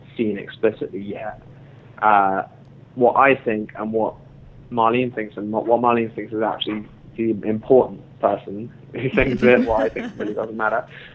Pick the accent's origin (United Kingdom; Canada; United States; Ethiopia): United Kingdom; London; I grew up in London